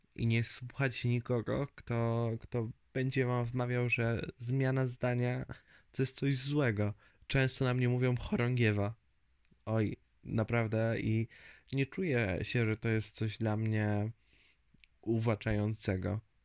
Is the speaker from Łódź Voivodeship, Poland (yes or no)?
yes; Zgierz, Łódź Voivodeship, Poland; moved away as an adult; also born or lived in Lublin; now in near Radom, Poland; Ogólnie wychowałem się i mieszkałem pod Łodzią. Z punktu widzenia mapy to nad Łodzią, w Zgierzu